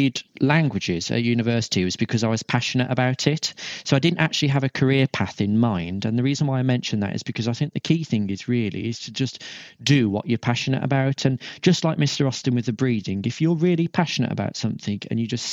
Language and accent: English; Shropshire, West Midlands, United Kingdom; also born or lived in Liverpool; came back to my hometown in Shropshire